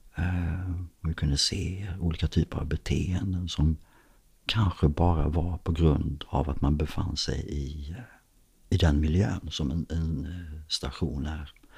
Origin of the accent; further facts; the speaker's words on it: Skåne, Sweden; när man är uppvuxen här nere i Skåne så växer man också upp med dansk TV